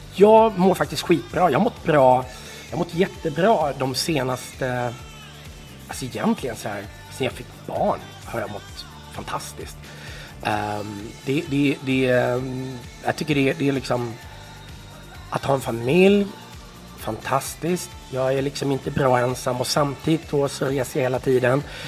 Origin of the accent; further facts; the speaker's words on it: Varberg, Halland County, Sweden; så växte jag upp i Varberg